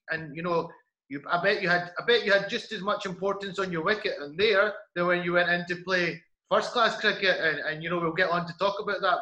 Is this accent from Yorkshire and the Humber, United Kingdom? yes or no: no; Glasgow, Scotland, United Kingdom; grew up in um, in Glasgow